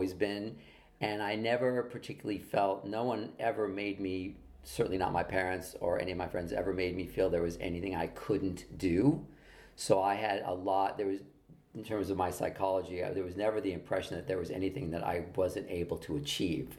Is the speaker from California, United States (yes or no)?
yes; Los Angeles, California, United States; I grew up here in Los Angeles. I grew up in Hollywood, in the Hollywood Hills, and then in Beverly Hills.